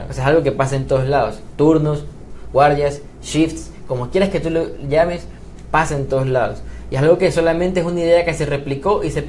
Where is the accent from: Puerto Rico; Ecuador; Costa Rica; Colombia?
Ecuador; vivimos en New York, o sea, no somos nadie de esas personas, somos ecuatorianos, somos guayaquileños, manabas, quiteños, lojanos